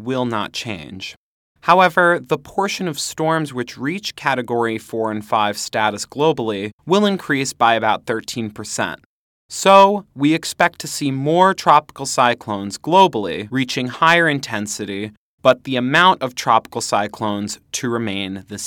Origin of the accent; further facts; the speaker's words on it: northern Westchester County, New York, United States; my home in northern Westchester County, a suburb of New York City.